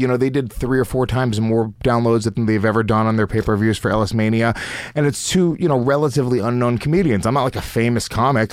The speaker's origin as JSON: {"language": "English", "country": "United States", "tie": "born or raised there", "said": "the Indian kids that I grew up with in America"}